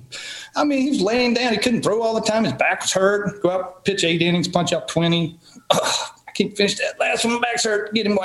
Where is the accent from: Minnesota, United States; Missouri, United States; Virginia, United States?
Virginia, United States; Marion; pro ball in my hometown